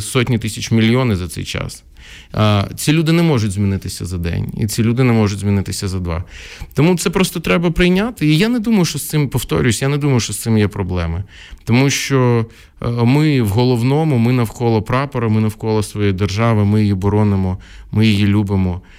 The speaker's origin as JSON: {"language": "Ukrainian", "town": "Odesa", "region": "Odesa Oblast", "country": "Ukraine", "tie": "born or raised there", "first_language": "Russian", "second_language": "Ukrainian", "said": "я народився в Одесі, яка була ну тотально рускоязичною"}